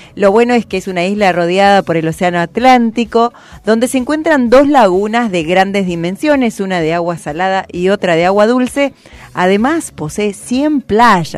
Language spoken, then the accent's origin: Spanish; Buenos Aires, Argentina; yo ya soy de Buenos Aires